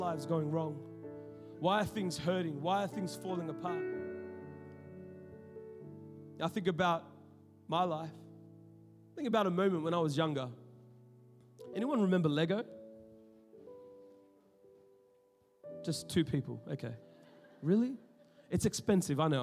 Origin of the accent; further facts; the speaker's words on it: Sydney, New South Wales, Australia; now in Melbourne, Australia; I'm talking about Western Sydney. We know what's up. You know what I'm saying? I grew up in the hood.